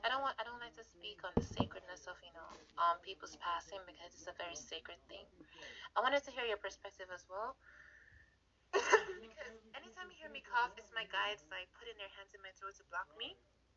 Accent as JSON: {"language": "English", "country": "Jamaica", "said": "being a Jamaican boy, right? In Jamaica, let me tell you something about me. I didn't know anything about divination until the age of 20 years old. I'm 22 now."}